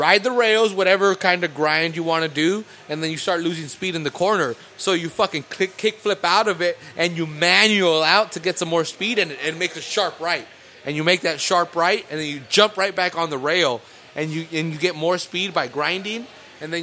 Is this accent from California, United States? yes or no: yes; California, United States; I'm from California